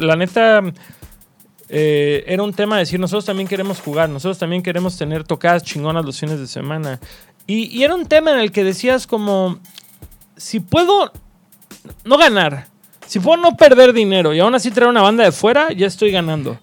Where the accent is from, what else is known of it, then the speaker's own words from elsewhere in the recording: Cancún, Quintana Roo, Mexico; moved away as an adult; also born or lived in Mérida / Mexico City; Soy nacido en Mérida, registrado en Cancún